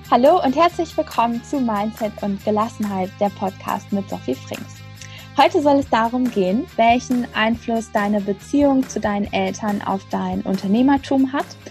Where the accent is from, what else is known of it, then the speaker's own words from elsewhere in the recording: Frankfurt, Hesse, Germany; meiner Geburtsstadt Frankfurt